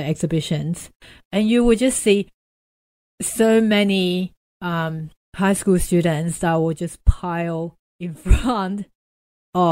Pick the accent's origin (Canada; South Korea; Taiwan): Taiwan; now in Australia; I was born in Taiwan and immigrated to Australia